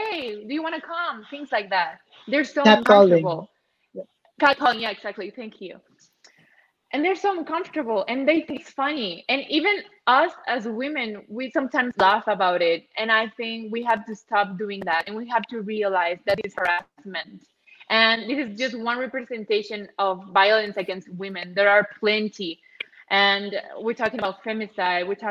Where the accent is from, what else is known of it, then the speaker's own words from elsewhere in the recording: Chihuahua, Mexico; I come from Chihuahua